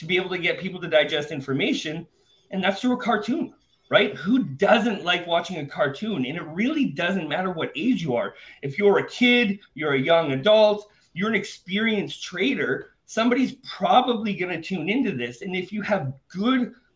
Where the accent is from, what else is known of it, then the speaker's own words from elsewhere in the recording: Canada; moved away as an adult; now in Panama; I was born and raised in Canada. I'm currently living in Panama